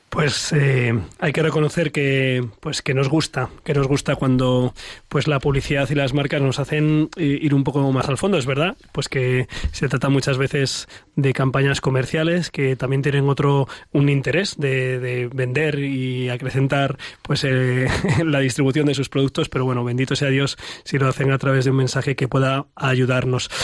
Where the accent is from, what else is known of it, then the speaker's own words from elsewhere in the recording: Ciempozuelos, Community of Madrid, Spain; mi pueblo de Cienpozuelos